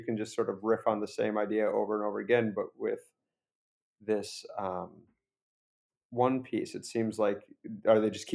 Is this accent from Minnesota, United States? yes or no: yes; Minneapolis, Minnesota, United States; moved away; I grew up in Minneapolis, and I was visiting my parents in Minneapolis this past week